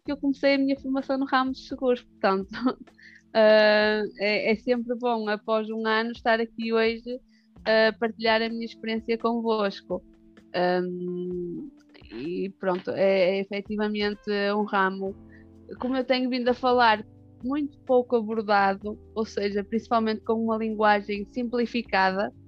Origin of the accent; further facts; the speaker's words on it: Barcelos, Norte, Portugal; accent: northern; pelo sotaque dá para perceber que sou do norte